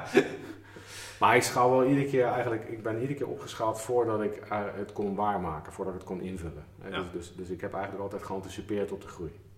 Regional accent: Schiedam, South Holland, Netherlands; ik kom eigenlijk uit Schiedam

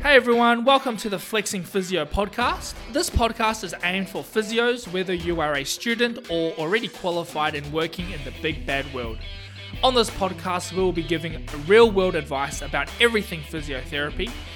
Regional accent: Taiwan; also born or lived in New Zealand; now in Tamworth, Australia; I'm also from Taiwan.

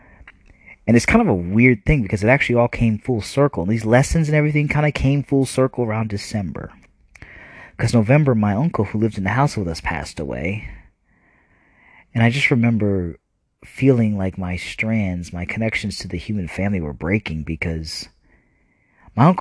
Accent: New Jersey, United States; We were kind of growing up in New Jersey

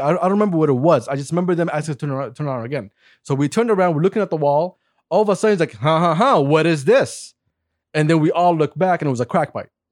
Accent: Saudi Arabia; moved away; Me and Hussein were Saudis.

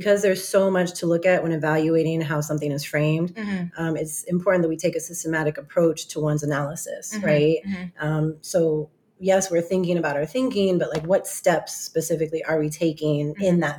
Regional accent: California, United States; I'm from California.

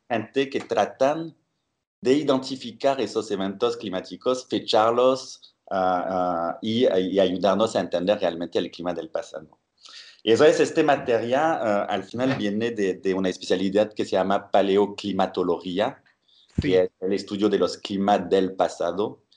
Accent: Bordeaux, Nouvelle-Aquitaine, France; moved away; soy eh, francés y eh, de la ciudad de Burdeos

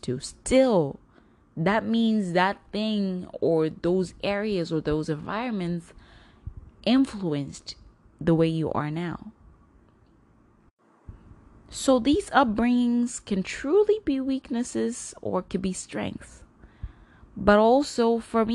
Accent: Zimbabwe; now in United States; I grew up in Zimbabwe, a portion of my life

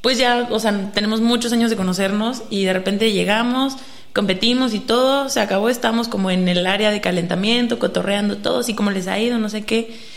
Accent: Mexico; nosotros que somos mexicanos

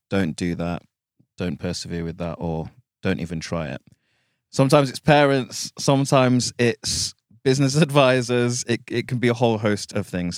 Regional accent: United Kingdom; being black British

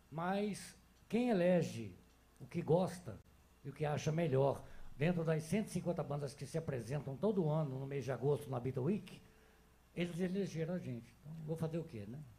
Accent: Rio de Janeiro, Brazil; now in Belo Horizonte, Brazil; eu sou do Rio de Janeiro

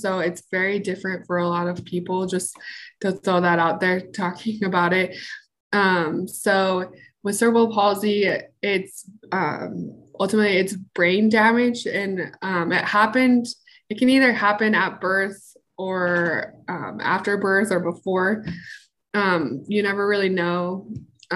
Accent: Salt Lake City, Utah, United States; I'm from Salt Lake City, Utah. I was born and raised here in Utah

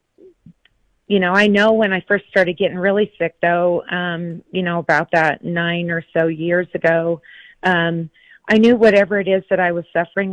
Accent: Grantsville, Utah, United States; I grew up here in Utah, out in Grantsville, Utah

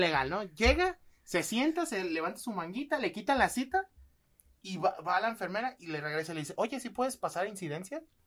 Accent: Guadalajara, Jalisco, Mexico; somos de Guadalajara

